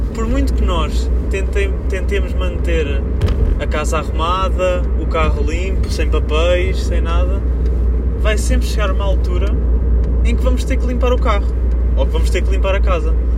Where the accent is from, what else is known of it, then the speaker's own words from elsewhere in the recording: Coimbra, Centro, Portugal; sou de Coimbra, não sei se vocês estão a par, mas a minha cidade está cheia de obras